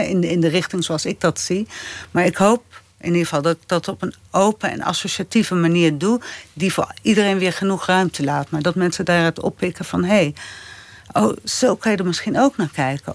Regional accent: Apeldoorn, Gelderland, Netherlands; in de Van Reekum Galerij in Apeldoorn, waar ik ben opgegroeid

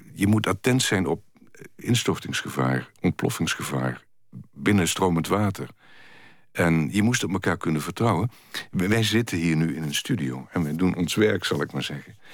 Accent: Kerkrade, Limburg, Netherlands; kerkraden, waar in de middeleeuwen al... waar ik vandaan kom, mijnbouw was

